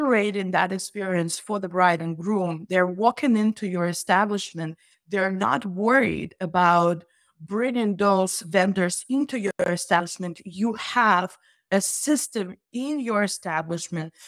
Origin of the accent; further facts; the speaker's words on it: Russia; now in United States; I'm originally from Russia